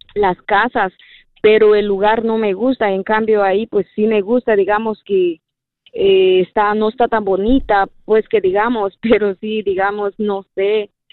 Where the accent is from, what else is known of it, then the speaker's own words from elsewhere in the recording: Guatemala; now in Seattle, United States; yo soy de Guatemala